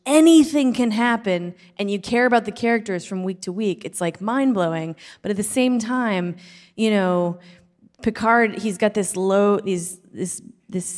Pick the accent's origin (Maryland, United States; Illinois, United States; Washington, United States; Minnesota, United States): Minnesota, United States; Minneapolis; now in Los Angeles, United States; I grew up in Minnesota. I'm from Minneapolis